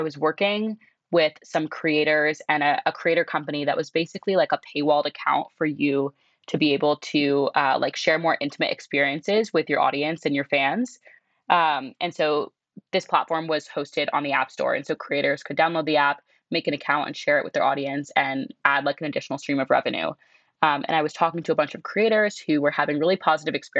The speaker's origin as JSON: {"language": "English", "region": "Southern California", "country": "United States", "tie": "born or raised there", "also_born_or_lived": "Connecticut", "said": "I'm from Southern California, but really was born and for like the first decade of my life grew up in Connecticut"}